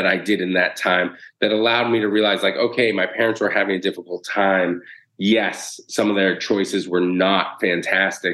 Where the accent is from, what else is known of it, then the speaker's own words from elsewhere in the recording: Boston, Massachusetts, United States; moved away as an adult; also born or lived in San Francisco; now in New York City, United States; we grew up in inner city Boston